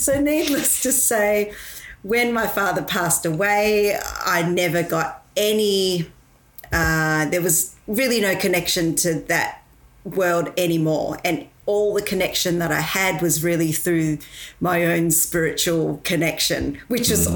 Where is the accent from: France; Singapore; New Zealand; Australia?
Australia; Victoria; also born or lived in Malaysia; I was born in Malaysia. And um, when I was, uh, I guess, seven years old, I moved over to Australia.